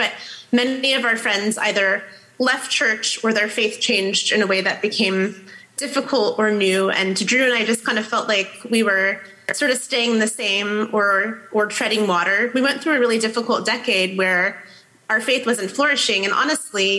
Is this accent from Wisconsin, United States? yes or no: no; Fort Wayne, Indiana, United States; moved away as an adult; now in Seattle, United States; I have lived in Seattle for 17 years this summer, but grew up in Indiana. So from the Midwest, Fort Wayne, Indiana